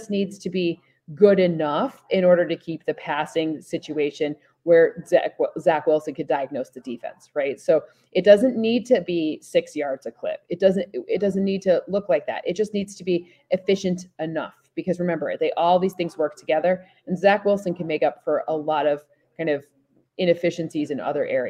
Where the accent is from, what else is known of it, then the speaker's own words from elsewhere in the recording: Luxembourg; I grew up in Luxembourg, so I do. And we used to go see soccer matches in London.